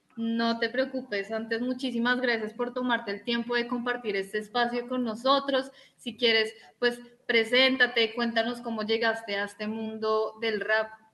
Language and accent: Spanish; Bogotá, Colombia; yo que soy de Bogotá